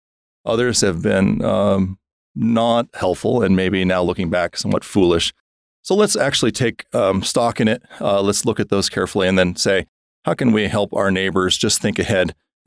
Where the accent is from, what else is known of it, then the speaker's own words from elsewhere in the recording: Wisconsin, United States; I came from Wisconsin, so I can say that.